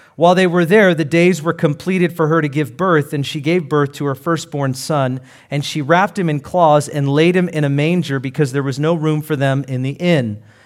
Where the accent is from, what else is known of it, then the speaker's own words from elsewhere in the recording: Seattle, Washington, United States; I'm from Seattle